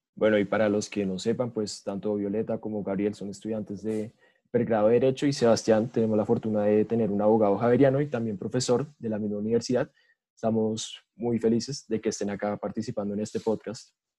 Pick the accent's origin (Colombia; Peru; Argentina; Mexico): Colombia